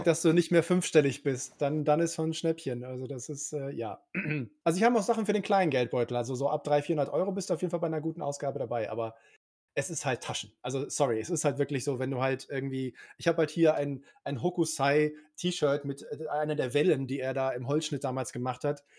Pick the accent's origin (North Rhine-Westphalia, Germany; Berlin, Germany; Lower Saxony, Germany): North Rhine-Westphalia, Germany; Cologne; ich bin gebürtiger Kölner